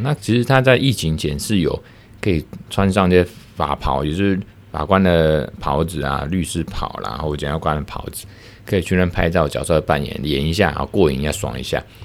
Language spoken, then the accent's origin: Chinese; Taiwan; 我们台湾这边